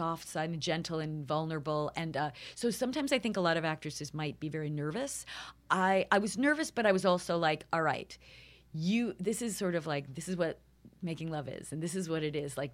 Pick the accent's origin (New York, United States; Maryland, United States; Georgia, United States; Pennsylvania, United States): New York, United States; I'm from New York, and I, there's a certain sort of cutting to the chase